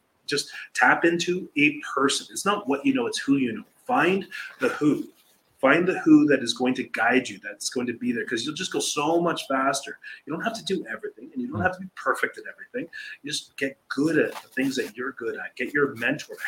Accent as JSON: {"language": "English", "country": "Canada", "moved": "yes", "lives_now": "Costa Rica", "said": "We're a Canadian"}